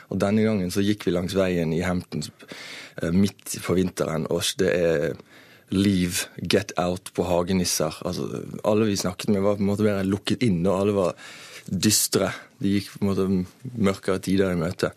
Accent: Norway; I'm from Norway

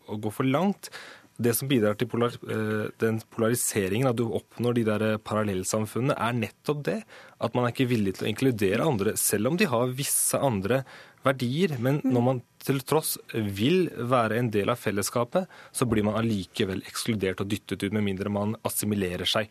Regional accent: Norway; jeg er født og oppvokst i Norge, jeg har gått på skole i Norge hele mitt liv

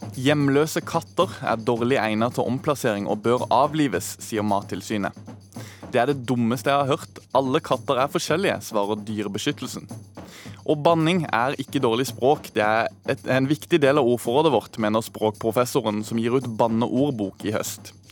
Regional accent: Sørlandet, Norway; der jeg kommer fra på Sørlandet

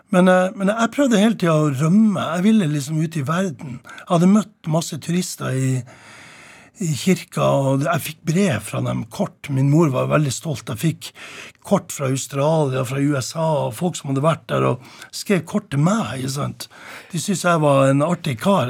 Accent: Tromsø, Troms, Norway; på loftet hjemme i Tromsdalen

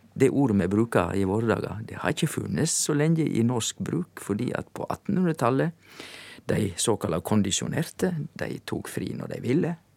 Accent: Indre Sogn, Vestland, Norway; på vestsida så kommer du til Indre Sogn, og der er jeg ifra

